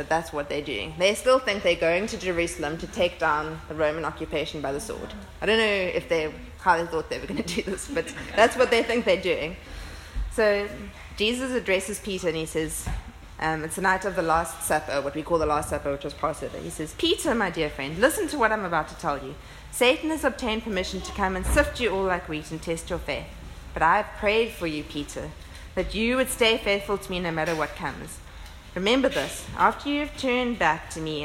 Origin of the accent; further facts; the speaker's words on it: Port Elizabeth, Eastern Cape, South Africa; moved away as an adult; I moved from Port Elizabeth to Cape Town to study medicine. I was 18. I left my family of origin